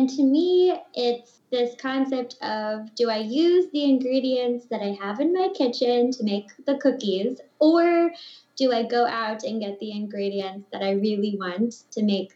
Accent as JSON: {"language": "English", "region": "Ohio", "country": "United States", "moved": "as an adult", "lives_now": "Brussels, Belgium", "said": "I'm speaking from Brussels, Belgium, but I'm originally from Ohio"}